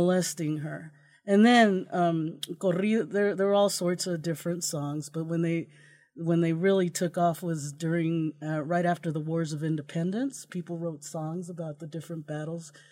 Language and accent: English; Yuma, Arizona, United States; now in Idaho, United States; I'm from Yuma, Arizona, um, we lived right next to a lettuce field